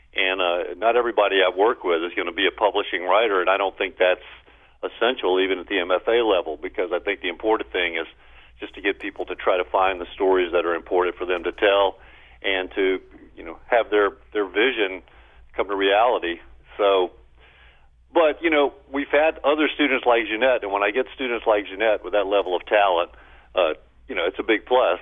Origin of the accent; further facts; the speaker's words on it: Baton Rouge, Louisiana, United States; I grew up blue collar in Baton Rouge